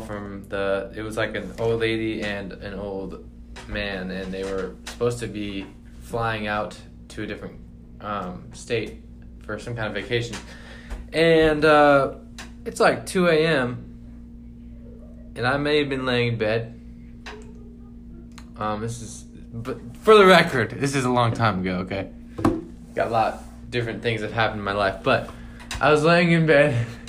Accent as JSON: {"language": "English", "town": "Buckley", "country": "United States", "said": "I'm from Buckley, though, so country thick."}